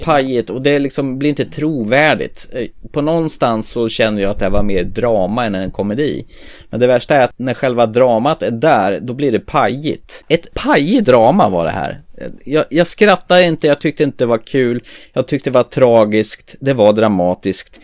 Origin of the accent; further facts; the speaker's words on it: Närke, Örebro County, Sweden; jag kommer från Närke